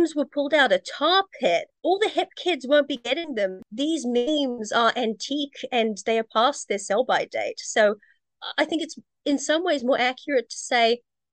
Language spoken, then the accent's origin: English; New Zealand; by being Kiwi, it's Kiwi humor